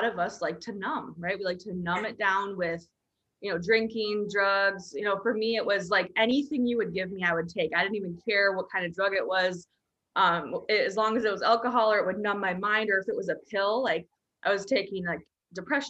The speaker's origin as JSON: {"language": "English", "region": "Minnesota", "country": "United States", "tie": "born or raised there", "said": "where I grew up in Minnesota in a small town"}